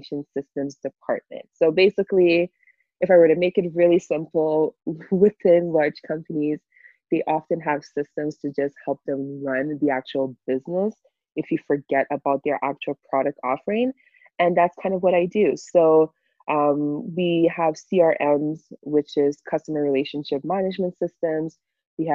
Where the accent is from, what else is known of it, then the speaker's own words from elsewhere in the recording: Montreal, Quebec, Canada; also born or lived in Europe; I've been in Canada since I was 4 years old, right? So I'm pretty much Canadian